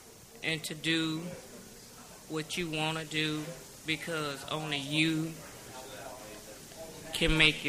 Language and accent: English; Houston, Texas, United States; Oh, Third Ward, Texas.